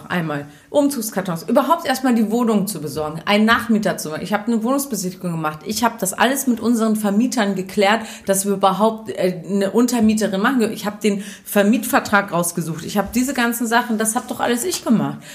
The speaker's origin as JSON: {"language": "German", "region": "Lower Saxony", "country": "Germany", "said": "ich komme aus dem Wendland, du kommst aus Berlin"}